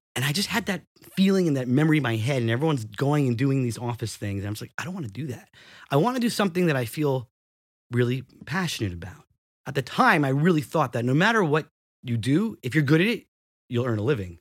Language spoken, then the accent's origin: English; New Rochelle, New York, United States; I was born and raised in New Rochelle